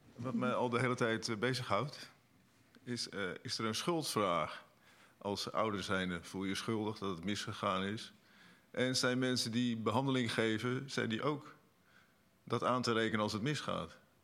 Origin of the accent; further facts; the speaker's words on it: Netherlands; als Nederlanders